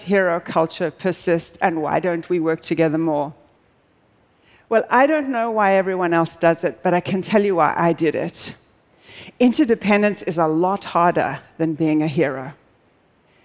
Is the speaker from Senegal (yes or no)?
no; South Africa; moved away; I'm originally South African